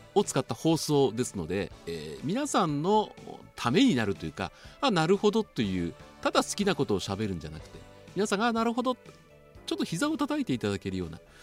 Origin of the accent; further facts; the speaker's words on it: Tokyo, Japan; moved away as an adult; also born or lived in Kansai; 僕もともと毎日放送に入る1989年までは東京で育ちました